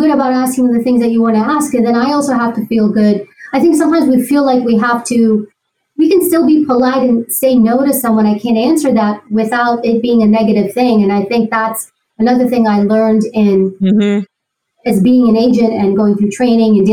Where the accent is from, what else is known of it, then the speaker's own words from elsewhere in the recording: New York City, New York, United States; I grew up in Queens. I grew up in New York.